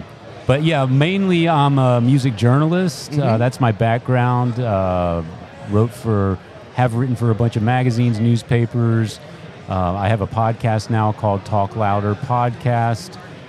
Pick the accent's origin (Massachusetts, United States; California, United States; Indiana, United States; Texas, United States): Texas, United States; San Antonio; now in Austin, United States; been in Austin for like 28 years, but prior to that, in my formative years, as a teenager, mm-hmm. I was growing up in San Antonio